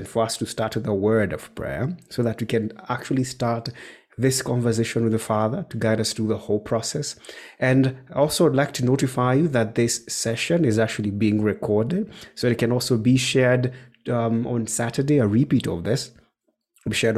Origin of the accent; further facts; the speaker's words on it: Nyeri, Nyeri County, Kenya; I'm hail from Nyeri, Kenya